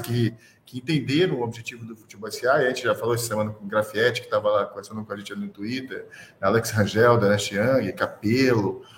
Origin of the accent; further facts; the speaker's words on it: Salvador, Bahia, Brazil; accent: baiano; also born or lived in Rio de Janeiro; Foi em Salvador que eu me criei, em Salvador que eu tenho meus amigos, entendeu, cara? Eu falo como baiano